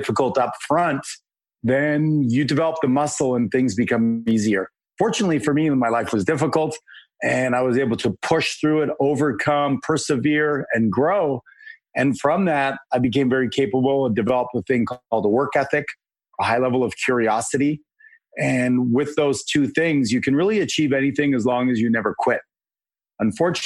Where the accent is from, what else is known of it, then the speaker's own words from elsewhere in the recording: Canada; I'm a Canadian